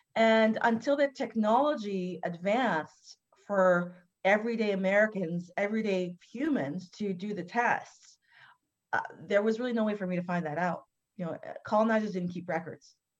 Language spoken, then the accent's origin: English; Canada; I'm born and raised in Canada